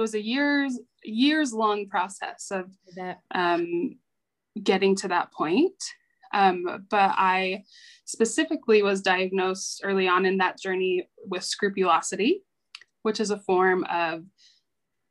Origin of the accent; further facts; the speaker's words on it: Salt Lake City, Utah, United States; I am from Salt Lake City, Utah